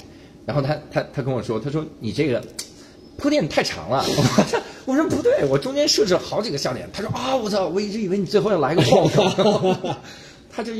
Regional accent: Taiwan; 然后我们台湾人呢，啊，这就可以了。

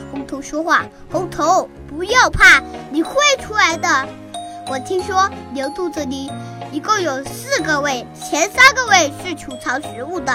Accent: Xupu, Hunan, China; 今年七岁了。 我来自湖南怀化旭浦县， 是深度传媒苏秦老师的学生

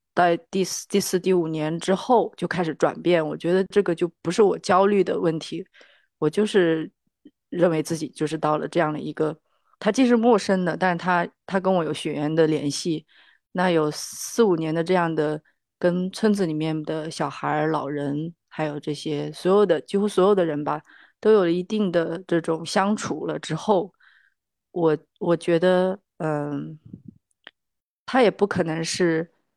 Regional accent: Hainan, China; also born or lived in Suizhou, Hubei; 其实一直是在外面长大，就在海南，呃，度过了青，青少年的时期，然后到北京来读大学

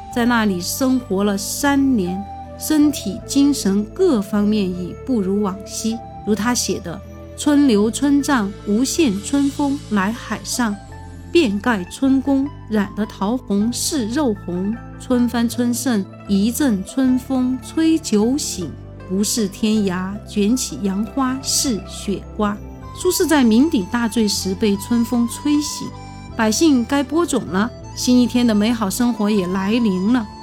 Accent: Sichuan, China; 我们四川人

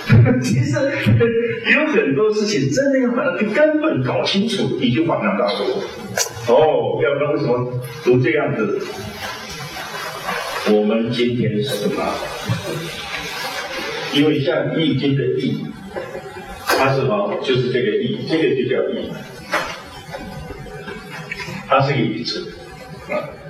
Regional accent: China; 西方人他是神造的，偏偏我们中国人是人造神。

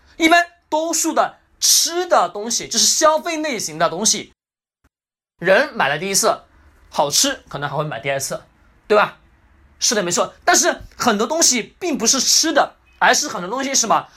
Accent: China; 我们中国人

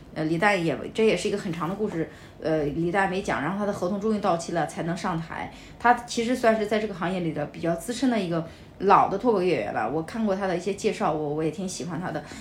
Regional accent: Henan, China; 我也是河南人

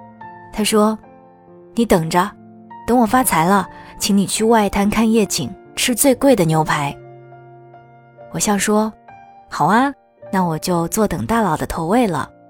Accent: Shanghai, China; 我是土生土长的上海姑娘呀。我很少在节目里提及对这座城市的喜爱

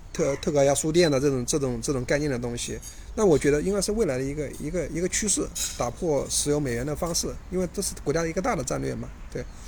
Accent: Hubei, China; also born or lived in Chongqing; now in Shanghai, China; 我老家，我湖北的，我老婆有湖南的

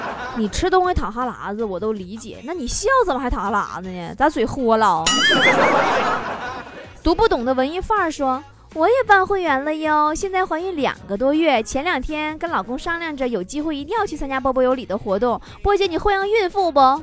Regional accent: Northeast China, China; accent: Northeastern (Dongbei); 我说话也是东北味儿， 我就是东北人呐

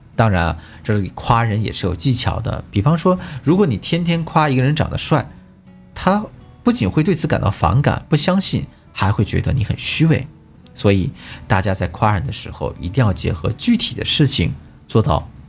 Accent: China; 但我们中国人呢，比较矜持

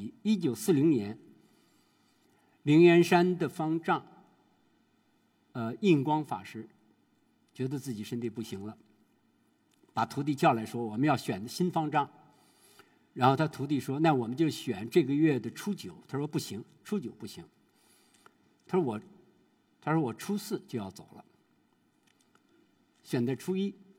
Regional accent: China; 说我们中国人呀，在面临死亡的时候有三大绝

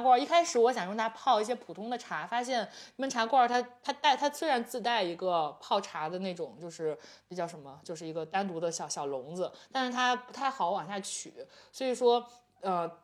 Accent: Jimo, Shandong, China; moved away; 我们即墨，我，你去过我的家乡即墨对吧

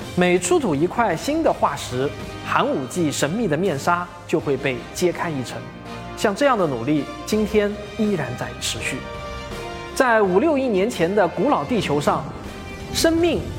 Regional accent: China; 跟我们中国人没有什么关系

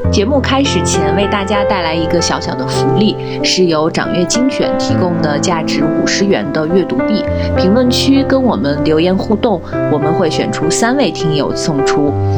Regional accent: northern China, China; 因为我是一个北方人，我从小就是冬天家里有暖气

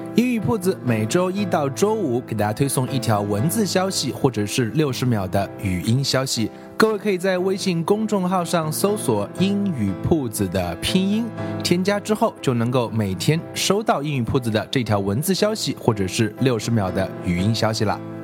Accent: China; 我们中国人

